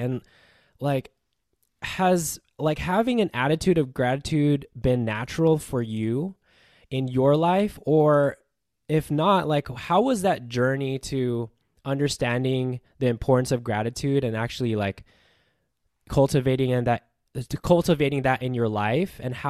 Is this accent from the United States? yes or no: yes; United States; I was born and raised. So my parents are, like, they were born and raised in the Philippines.